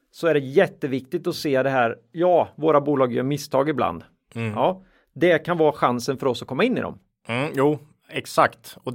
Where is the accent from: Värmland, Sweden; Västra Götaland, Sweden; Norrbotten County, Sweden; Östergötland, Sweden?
Östergötland, Sweden; Linköping; vi är från Linköping.